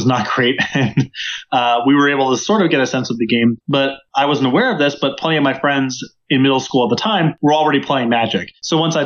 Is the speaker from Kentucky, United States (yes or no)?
no; Hillsborough, New Jersey, United States; now in Denver, United States; I grew up in a town called Hillsboro, New Jersey, pretty rural in the center of the state